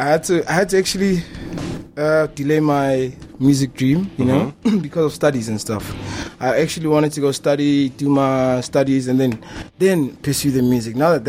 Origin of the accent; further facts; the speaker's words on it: Harrismith, Free State, South Africa; now in Grootvlei, South Africa; We come from Harrismith